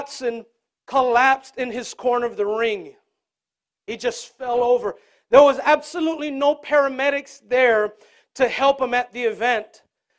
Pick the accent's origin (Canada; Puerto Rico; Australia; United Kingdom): Puerto Rico; Growing up in Puerto Rico